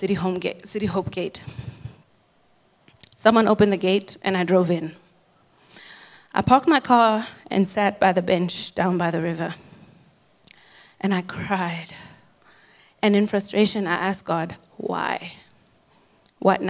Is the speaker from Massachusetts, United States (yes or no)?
yes; Boston, Massachusetts, United States; moved away; also born or lived in Zimbabwe; I was born in Zimbabwe and raised in the United States in Boston, Massachusetts. I'm a Boston girl